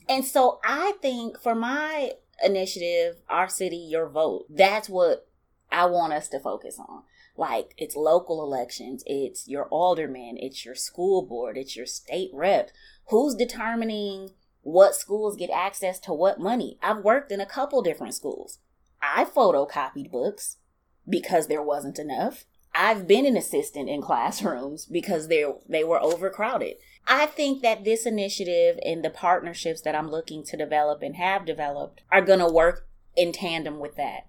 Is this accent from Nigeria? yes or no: no; Milwaukee, Wisconsin, United States; Born and raised in Milwaukee